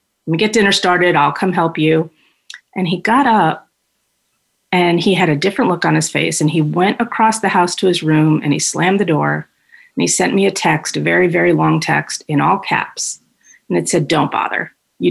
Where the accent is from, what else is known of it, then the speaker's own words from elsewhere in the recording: New York, United States; moved away as an adult; now in Phoenix, United States; I'm originally from New York and born and raised there. I moved to the Valley when I was 30